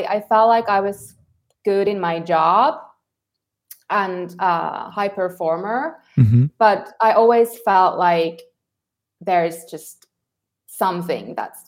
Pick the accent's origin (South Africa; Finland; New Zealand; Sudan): Finland; moved away as an adult; also born or lived in Helsinki; now in El Salvador; I'm originally from Finland.